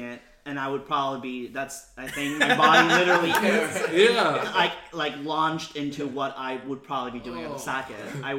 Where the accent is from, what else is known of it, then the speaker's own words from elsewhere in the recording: Puerto Rico; now in New York, United States; No, I grew up in Puerto Rico. I was born and raised in Puerto Rico